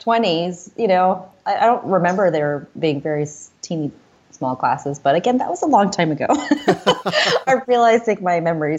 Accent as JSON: {"language": "English", "town": "Groton", "region": "Massachusetts", "country": "United States", "tie": "born or raised there", "also_born_or_lived": "India / Indiana", "moved": "as an adult", "lives_now": "Washington, D.C., United States", "said": "No, I was raised in Massachusetts. And then I went to school in Indiana. And then I came here after graduation."}